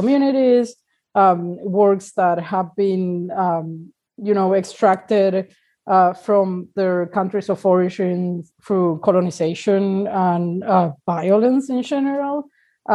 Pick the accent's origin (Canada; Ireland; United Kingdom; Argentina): Argentina; now in Uruguay; I'm originally from Argentina, but I'm currently living in Uruguay